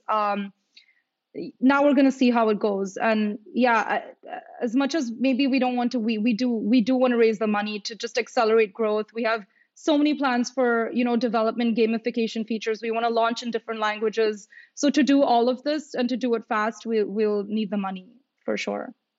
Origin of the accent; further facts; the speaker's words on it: India; moved away; I am from India